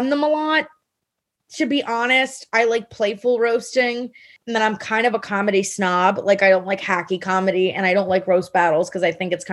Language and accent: English; Miami, Florida, United States; also born or lived in New York; now in Miami, United States; I grew up in Miami, which is where comedy began for me